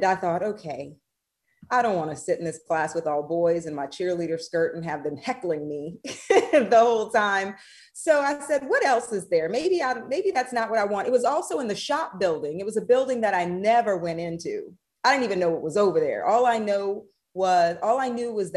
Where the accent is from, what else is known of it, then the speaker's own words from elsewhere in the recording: Thibodaux, Louisiana, United States; moved away as an adult; also born or lived in Columbus, Mississippi; now in North Carolina, United States; I'm actually from Thibodaux